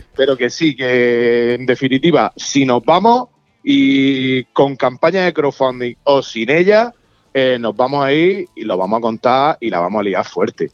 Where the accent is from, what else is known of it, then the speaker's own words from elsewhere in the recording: Spain; yo soy de España